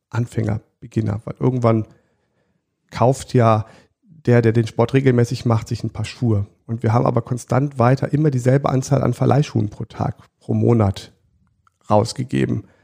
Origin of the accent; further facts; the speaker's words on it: Siegburg, North Rhine-Westphalia, Germany; ich bin im, in Siegburg groß geworden, also im, in der Nähe von Bonn